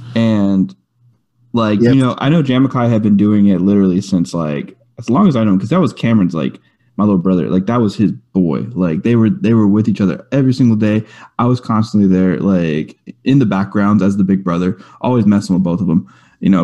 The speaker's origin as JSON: {"language": "English", "town": "Rosenberg", "region": "Texas", "country": "United States", "tie": "born or raised there", "said": "I grew up in Rosenberg, Richmond over in in, in Houston that area, kind of outskirts"}